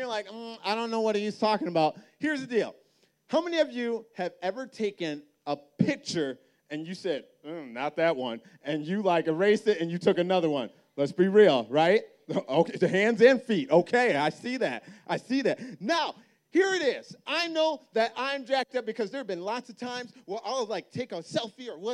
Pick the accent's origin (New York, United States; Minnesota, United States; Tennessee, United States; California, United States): Minnesota, United States; I grew up in Minnesota